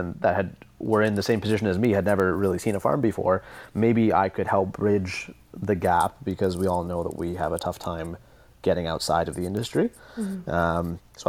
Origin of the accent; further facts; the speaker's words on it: just outside Toronto, Ontario, Canada; I'm from the city and I grew up just outside Toronto